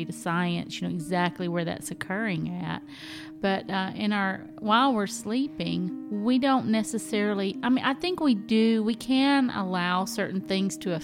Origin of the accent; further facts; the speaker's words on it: the South, United States; I'm from the South